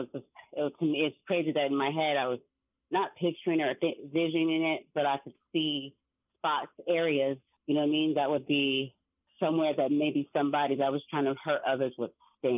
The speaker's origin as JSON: {"language": "English", "town": "San Diego", "region": "California", "country": "United States", "tie": "born or raised there", "said": "But me growing up in San Diego, like to this day, my favorite place to be is Seaport Village, and that's in downtown San Diego area by the bay."}